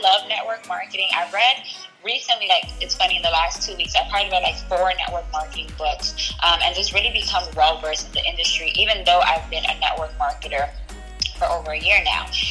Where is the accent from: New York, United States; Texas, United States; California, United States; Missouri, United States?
New York, United States; New York City; accent: Bronx; moved away as an adult; also born or lived in Syracuse; I left the Bronx